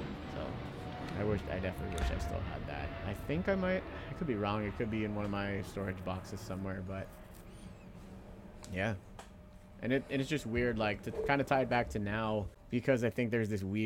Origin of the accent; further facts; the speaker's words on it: Pacifica, California, United States; moved away as an adult; also born or lived in Philippines; I've moved a couple of times in the last 10 years. And, you know, that first significant move when I moved out of Pacifica, the house I, you know, for the most part grew up